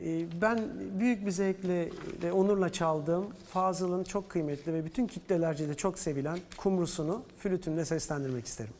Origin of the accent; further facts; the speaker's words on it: Istanbul, Turkey; also born or lived in Mannheim, Germany / Brussels, Belgium; Ben İstanbul'duyum. Annem e, İzmirli, babam Eskişehirli. Ben İstanbul doğumluyum